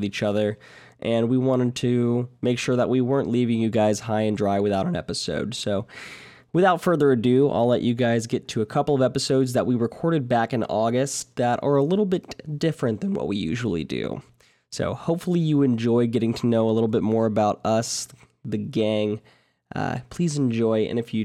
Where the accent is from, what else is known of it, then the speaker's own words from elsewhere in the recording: Tennessee, United States; also born or lived in Georgia / Colorado; now in Atlanta, United States; I am from, born in Georgia, raised in Tennessee, lived in Colorado for a little while where I met Megan, my girlfriend, and now I'm back here in Atlanta